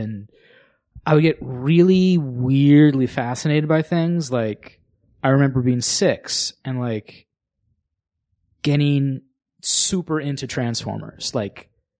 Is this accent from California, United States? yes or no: yes; Sacramento, California, United States; Yeah, I'm from Sacramento.